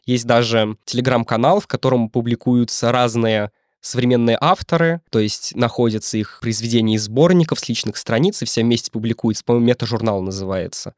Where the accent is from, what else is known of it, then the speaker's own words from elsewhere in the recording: Drezna, Moscow Oblast, Russia; я из очень маленького города, у нас 11 тысяч населения